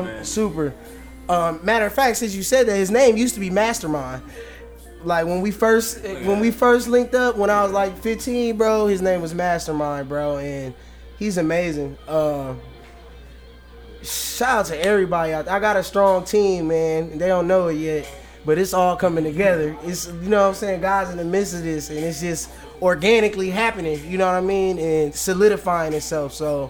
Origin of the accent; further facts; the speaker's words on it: Manchester, North West England, United Kingdom; born there; Also, I was born in England. It's Manchester, England.